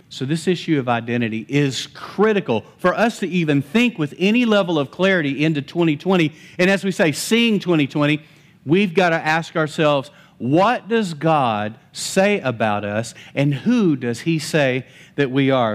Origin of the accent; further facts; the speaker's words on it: Lubbock, Texas, United States; also born or lived in Post, Texas; I was actually fifteen, we moved from Lubbock to Post